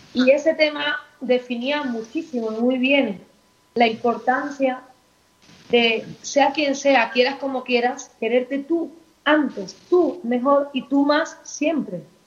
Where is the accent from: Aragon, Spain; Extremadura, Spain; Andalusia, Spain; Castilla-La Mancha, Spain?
Andalusia, Spain; Seville; yo soy sevillana